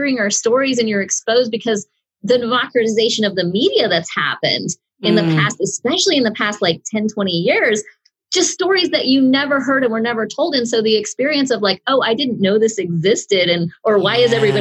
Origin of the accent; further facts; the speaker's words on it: Oklahoma, United States; I'm from Oklahoma.